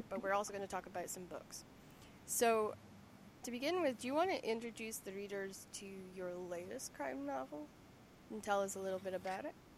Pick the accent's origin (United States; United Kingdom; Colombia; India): United Kingdom; Lerwick, Scotland; accent: Shetland; moved away; growing up in Lerwick.